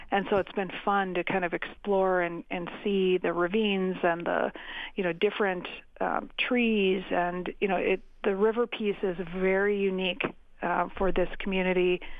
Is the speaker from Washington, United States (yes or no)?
no; Crosslake, Minnesota, United States; also born or lived in St. Paul Park, Minnesota; now in Mankato, United States; I was born in St. Paul Park, and when I was oh. seven, oh. we moved up to Cross Lake.